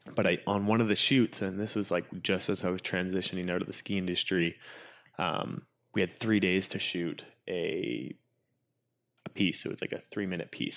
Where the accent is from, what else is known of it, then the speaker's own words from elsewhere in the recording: Whistler, British Columbia, Canada; grew up in Whistler, which is, I mean, I guess the ca, the, the adventure capital of, uh, of Canada or B C